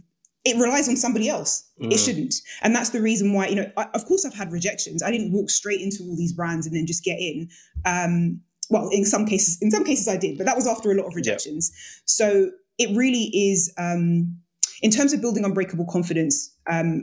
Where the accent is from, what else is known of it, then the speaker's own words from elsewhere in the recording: Jamaica; I'm Jamaican.